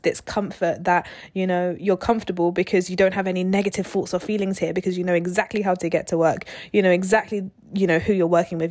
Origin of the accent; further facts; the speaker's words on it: London, United Kingdom; moved away as an adult; now in Southampton, United Kingdom; We're from London. We didn't end up going to uni, um, in London. We went outside of London. And we moved away from home.